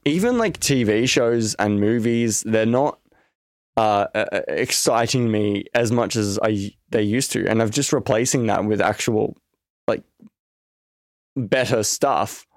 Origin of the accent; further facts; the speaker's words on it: Australia; I'm Australian